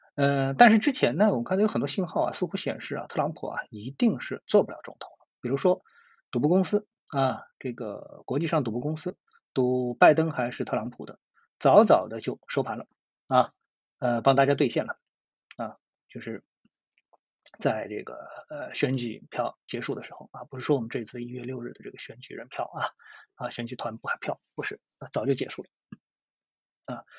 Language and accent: Chinese; China; 作为一个中国人